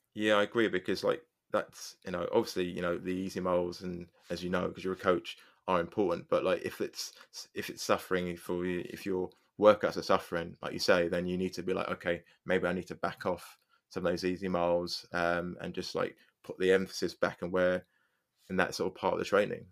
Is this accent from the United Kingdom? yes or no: yes; England, United Kingdom; I'm English.